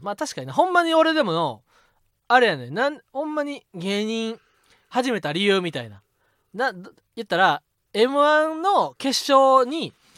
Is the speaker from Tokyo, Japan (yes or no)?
no; Osaka, Japan; accent: Kansai; 俺は子供の時にはなもう大阪に住んどって